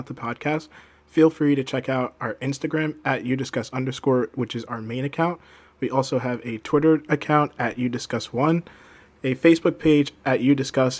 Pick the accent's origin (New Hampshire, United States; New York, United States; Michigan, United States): New York, United States; Long Island; I'm originally from Long Island, New York